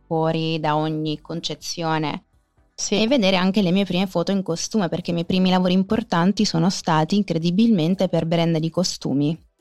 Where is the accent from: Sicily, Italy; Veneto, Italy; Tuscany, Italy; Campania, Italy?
Sicily, Italy; io sono nata in Sicilia, sono cresciuta in Sicilia